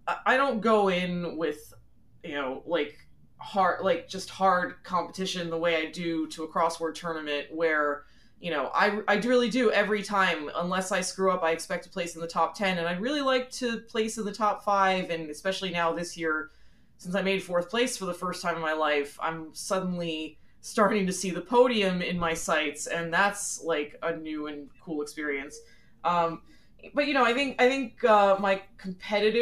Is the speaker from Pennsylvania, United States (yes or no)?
yes; southeastern Pennsylvania, United States; also born or lived in Philadelphia; I was born in Philly, Philly proper. And when I was about 6 years old, my parents moved out. We moved out to the suburbs. So I grew up pretty much my entire life in the southeastern Pennsylvania area